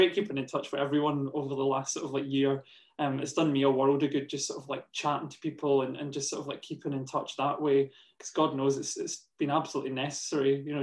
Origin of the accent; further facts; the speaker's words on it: New Cumnock, Scotland, United Kingdom; I grew up in New Cumnock, which is an ex-mining village.